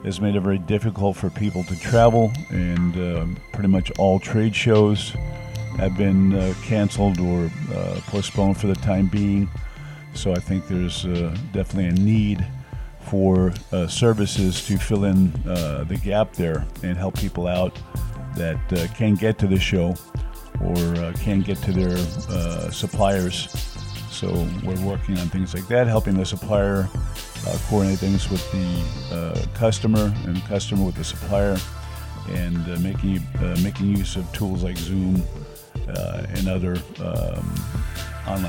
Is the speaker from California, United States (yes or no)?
no; New York, United States; moved away as an adult; now in China; Growing up in New York